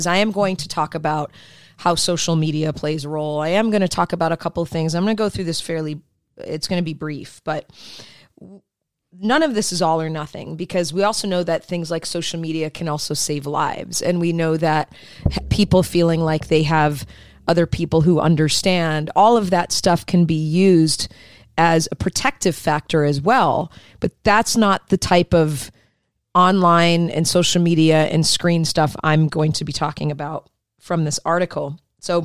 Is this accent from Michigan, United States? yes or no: yes; Michigan, United States; I grew up in Michigan